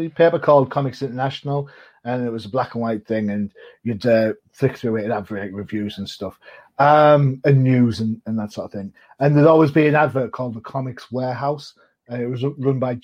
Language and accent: English; United Kingdom; being a Brit